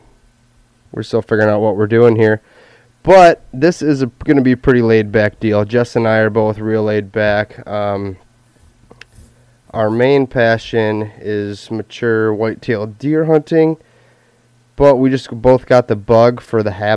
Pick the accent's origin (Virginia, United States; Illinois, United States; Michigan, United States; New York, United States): Michigan, United States; Jesse and I, we're both from Michigan